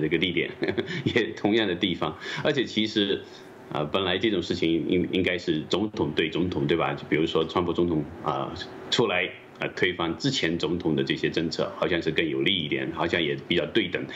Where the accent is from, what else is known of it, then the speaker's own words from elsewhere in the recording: China; 我们中国人民